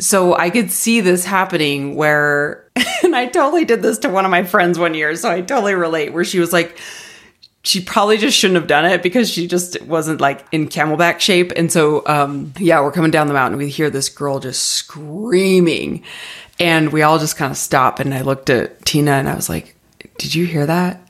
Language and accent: English; Arizona, United States; moved away as an adult; now in Denver, United States; I grew up in Arizona, have lived there my entire life, moved it, moved to Denver when I started grad school